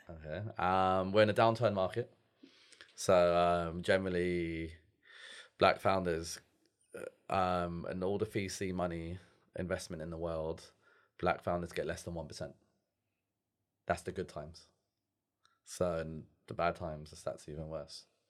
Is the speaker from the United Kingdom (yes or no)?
yes; London, United Kingdom; I'm from London